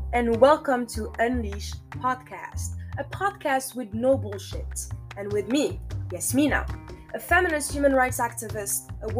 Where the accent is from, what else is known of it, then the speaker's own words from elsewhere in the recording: Morocco; I am originally from Morocco, but I have lived in 7 different countries so far.